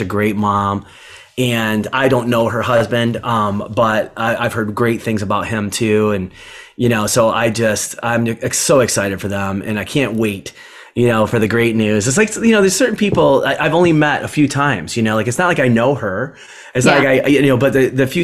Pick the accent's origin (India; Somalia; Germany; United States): United States; Michigan; I'm from Michigan